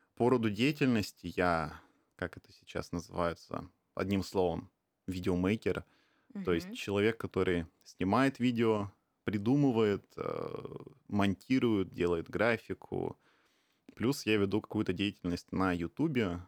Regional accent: Khabarovsk, Khabarovsk Krai, Russia; now in Tokyo, Japan; я из Хабаровска. А, это дальневосточный город, очень небольшой

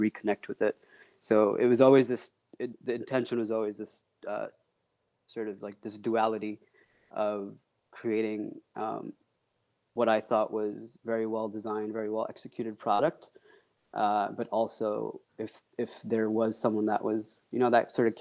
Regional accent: United States; also born or lived in Pakistan; I moved here at the age of 3 with my family

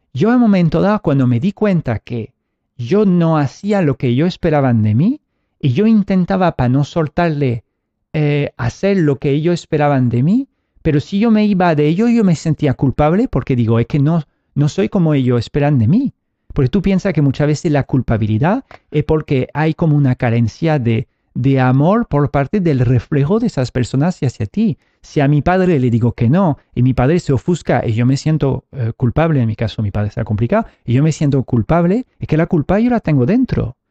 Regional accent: France; now in Spain; Yo vengo, nací en Francia

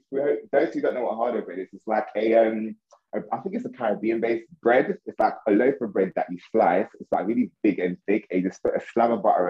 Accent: Amsterdam, North Holland, Netherlands; also born or lived in Jamaica; now in United Kingdom; So my background, I was born in Amsterdam, but my family is actually Jamaican. So it's between myself, my cousin and my little brother, we're the only three actually born in Amsterdam. And the rest of our family was actually born in Jamaica.

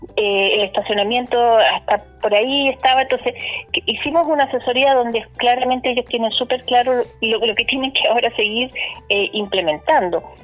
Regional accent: Temuco, Araucanía, Chile; somos de Temuco, que también tenemos un emplazamiento en Curacautín, pero somos de la Araucanía

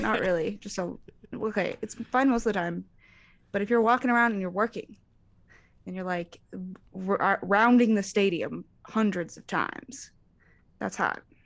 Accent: Arizona, United States; I grew up in Arizona

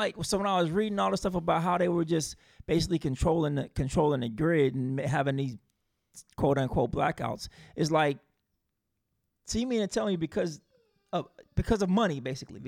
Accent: South Carolina, United States; I'm from South Carolina

